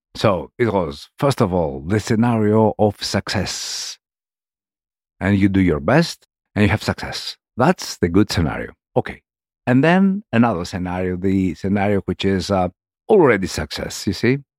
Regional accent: Argos, Peloponnese, Greece; English is a second language; moved away as an adult; also born or lived in France; I'm coming from Peloponnese, from, um, a city in Peloponnese called Argos, which is next to Nemea.

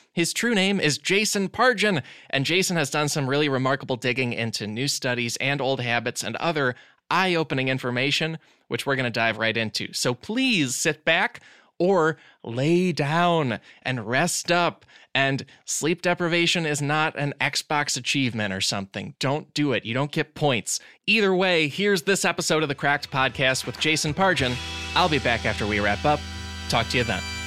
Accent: Glen Ellyn, Illinois, United States; I hail from Glen Ellen, Illinois. It is outside of Chicago. That was sort of my center of the world in terms of comedy, especially growing up.

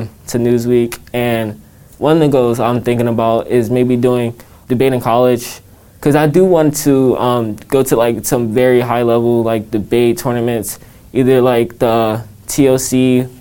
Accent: Washington, District of Columbia, United States; I grew up in a variety of different places, but mainly in the D.C. area.

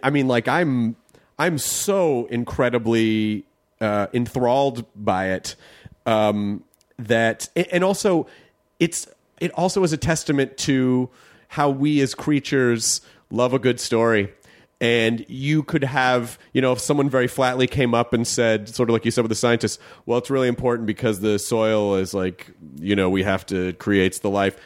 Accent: the South, United States; I grew up in the South

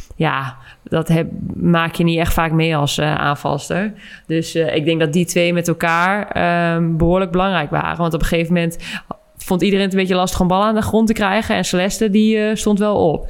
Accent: Netherlands; als Nederlander ben ik daar heel blij mee

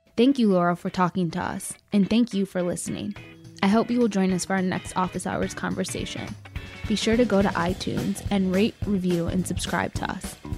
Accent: Chicago, Illinois, United States; I'm from Chicago.

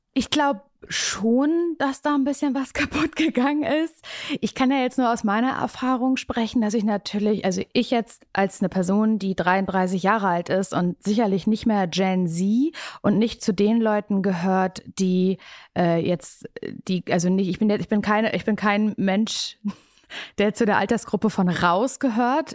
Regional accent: Parchim, Mecklenburg-Vorpommern, Germany; moved away as an adult; now in Berlin, Germany; Ich komme eigentlich aus Parchim, aus der Kleinstadt

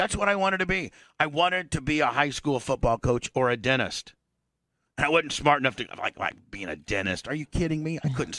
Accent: Indiana, United States; Here I am, some Indiana kid, born and raised in Indiana.

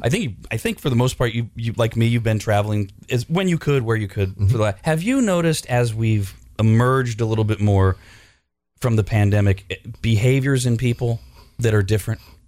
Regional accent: California, United States; I'm I'm basically from California, mm-hmm. right? Since I was three months old

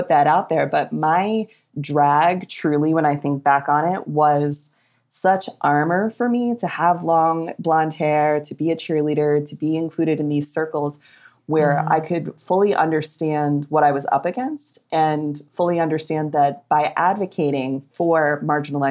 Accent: Connecticut, United States; I grew up in Connecticut.

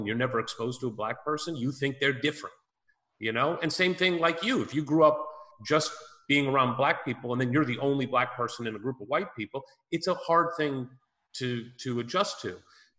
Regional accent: St. Louis, Missouri, United States; I grew up in St. Louis, Missouri, which is a big African-American population.

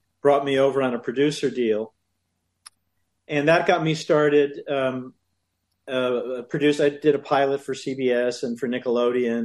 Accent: Milwaukee, Wisconsin, United States; moved away; also born or lived in Chicago, Illinois; I'm a Midwest boy. I grew up born in Chicago, raised in Milwaukee

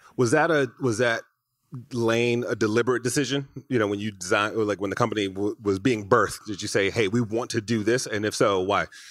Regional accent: Detroit, Michigan, United States; now in Los Angeles, United States; I grew up in Michigan right in, in Detroit

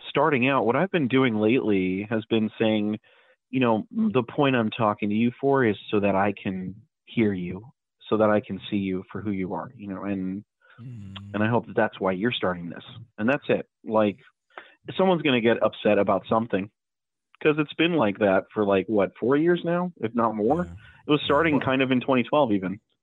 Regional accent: Puerto Rico; I'm I'm from Puerto Rico

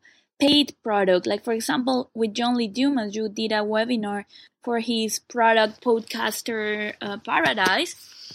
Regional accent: Mexico City, Mexico; now in Malaysia; from Mexico City, living currently in Malaysia.

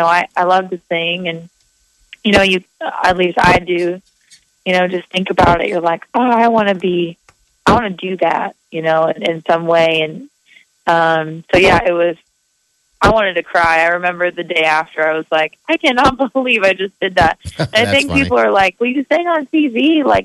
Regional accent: Grand Island, Nebraska, United States; my hometown

